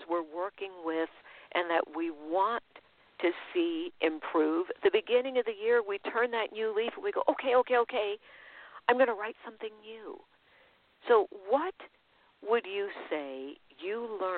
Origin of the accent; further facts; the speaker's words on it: San Francisco, California, United States; growing up in the Haight-Ashbury